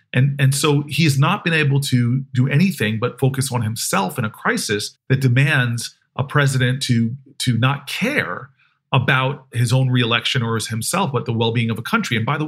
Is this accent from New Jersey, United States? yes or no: yes; New Jersey, United States; My parents had to get a white couple to pose as them to buy the house I grew up in New Jersey.